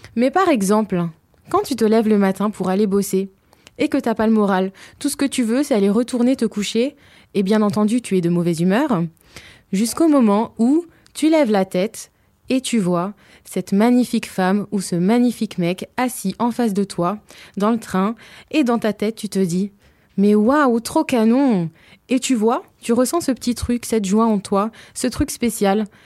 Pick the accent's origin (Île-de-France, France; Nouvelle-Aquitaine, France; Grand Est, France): Île-de-France, France; Hauts-de-Seine; je suis originaire des Hauts-de-Seine